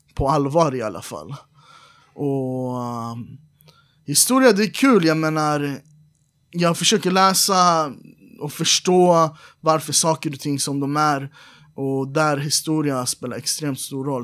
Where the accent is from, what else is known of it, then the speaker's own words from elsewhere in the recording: Iran; now in Sweden; Vi är alla iranier